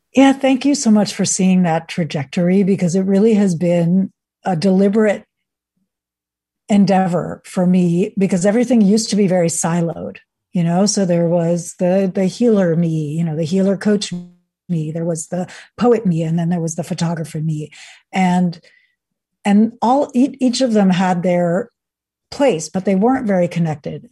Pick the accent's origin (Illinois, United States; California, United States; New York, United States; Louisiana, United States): New York, United States; also born or lived in Venezuela / Sweden; So I grew up in the United States, in New York, and, uh, went to Venezuela, where my father's side of the family is from, and Sweden, where my mother's side of the, where my mother is from